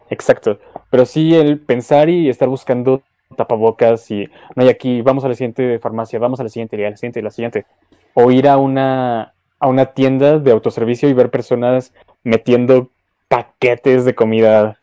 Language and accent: Spanish; Mexico City, Mexico; obviamente somos de la Ciudad de México